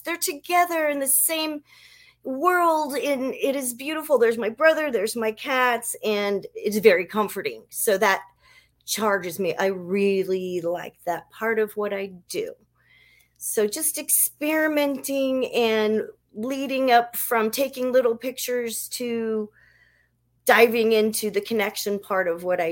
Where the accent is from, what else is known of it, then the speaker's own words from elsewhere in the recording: New Orleans, Louisiana, United States; When I was very young, I'm from New Orleans, and I lived in this nice house